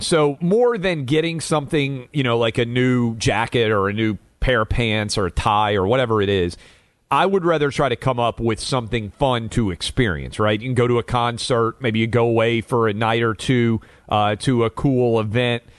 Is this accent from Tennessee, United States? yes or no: yes; Nashville, Tennessee, United States; I'm born and raised in Nashville